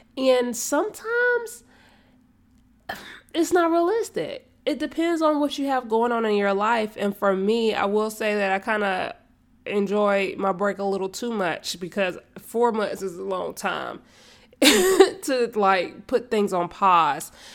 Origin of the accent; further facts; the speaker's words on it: Charlotte, North Carolina, United States; moved away as an adult; now in Kannapolis, United States; I was born and raised in Charlotte, and now I am in Kannapolis. I'm still in North Carolina